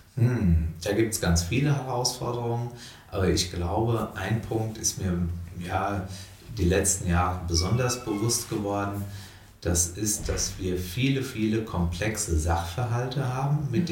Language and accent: German; her constituency near Dieburg, Hesse, Germany; ich fühle mich total wohl in meinem Wahlkreis. Es ist auch meine Heimat insgesamt